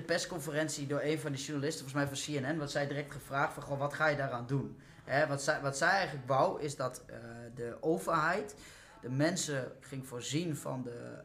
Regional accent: the East, eastern Netherlands, Netherlands; ik kom uit het Oosten

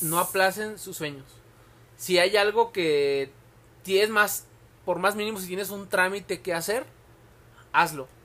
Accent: Tepic, Nayarit, Mexico; moved away; soy de Tepic

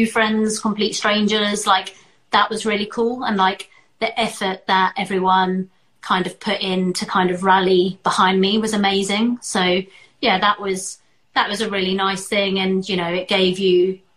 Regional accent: South Africa; I was born in South Africa

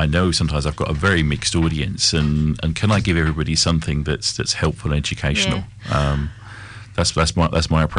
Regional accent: England, United Kingdom; moved away; we're both English

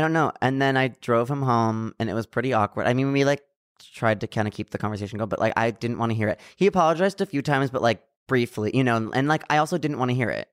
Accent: San Diego, California, United States

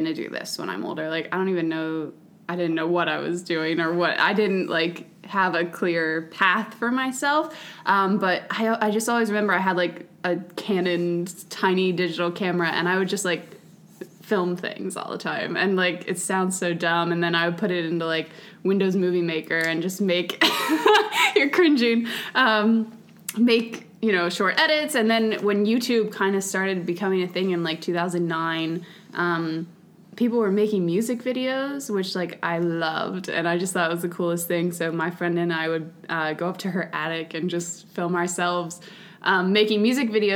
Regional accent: Palmyra, Pennsylvania, United States; I grew up in Palmyra

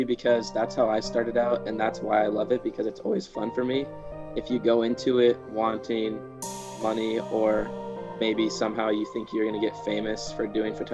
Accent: Washington, United States; moved away as an adult; now in Portland, United States; I am from Washington, but currently I'm going to school in Portland for marketing.

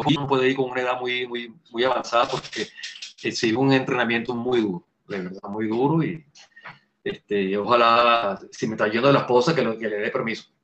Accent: Venezuela; somos los venezolanos

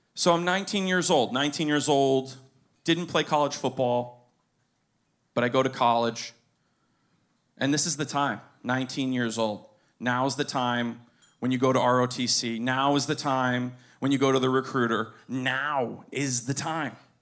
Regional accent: Pinecrest, Florida, United States; I was born in Pinecrest. I grew up there

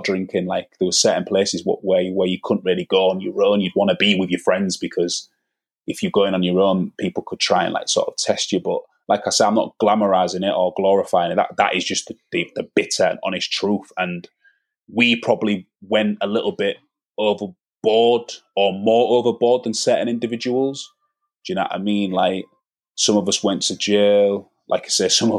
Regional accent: Hull, Yorkshire and the Humber, United Kingdom; I grew up on Norfolk in the 90s

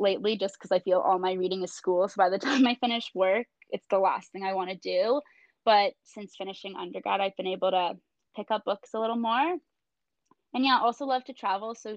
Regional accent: Toronto, Ontario, Canada; moved away as an adult; now in Antigonish, Canada; I am from Toronto

